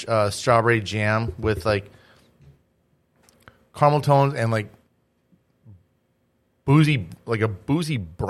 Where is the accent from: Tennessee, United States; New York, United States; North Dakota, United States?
North Dakota, United States; Grafton; also born or lived in San Diego, California; I grew up in Grafton. I grew up in Little Mexico, man.